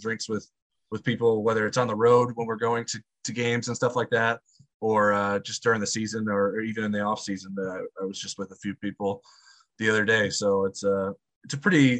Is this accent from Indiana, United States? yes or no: yes; La Porte, Indiana, United States; my hometown of LaPorte